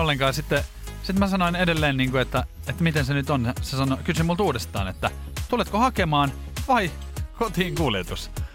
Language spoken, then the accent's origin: Finnish; Espoo, Uusimaa, Finland; mä oon Espoosta kotoisin